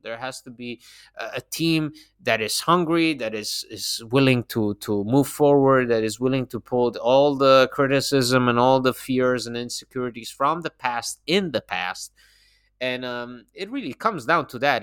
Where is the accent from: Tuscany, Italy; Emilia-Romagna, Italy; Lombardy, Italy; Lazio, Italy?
Emilia-Romagna, Italy; Bologna; I'm from Bologna